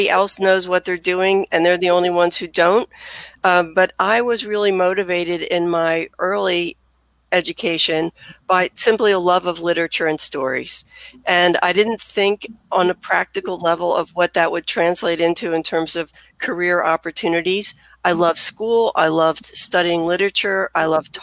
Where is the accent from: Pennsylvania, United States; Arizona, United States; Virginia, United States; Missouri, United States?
Pennsylvania, United States; Philadelphia; also born or lived in Bryn Mawr, Pennsylvania; as anyone can tell from my accent, I am a native Philadelphian